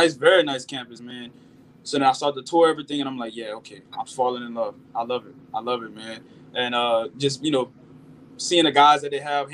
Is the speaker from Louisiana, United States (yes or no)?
yes; Opelousas, Louisiana, United States; moved away; I grew up in Opelousas, Louisiana, a small town about 45 minutes away from Baton Rouge, Louisiana.